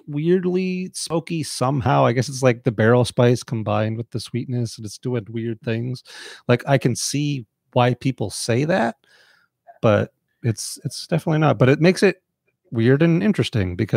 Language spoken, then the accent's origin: English; Canada; as a Canadian